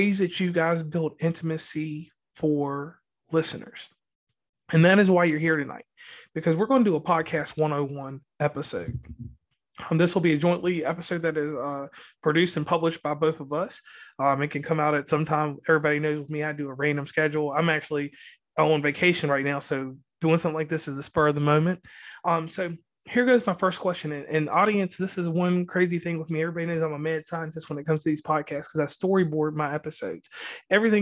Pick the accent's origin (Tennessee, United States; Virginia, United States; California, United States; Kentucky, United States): Virginia, United States; now in West Virginia, United States; I'm from Virginia